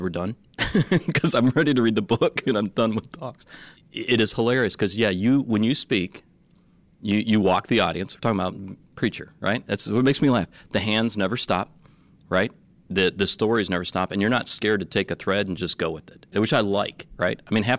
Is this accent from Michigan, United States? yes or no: yes; Detroit, Michigan, United States; I grew up in Detroit, poor.